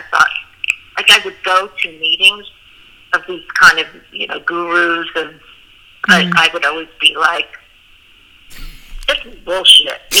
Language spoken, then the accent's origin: English; Boulder, Colorado, United States; You know, I grew up in Colorado.